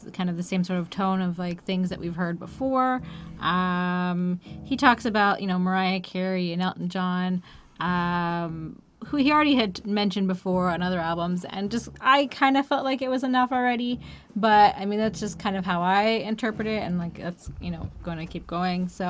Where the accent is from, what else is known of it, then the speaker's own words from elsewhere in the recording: Canada; As a Canadian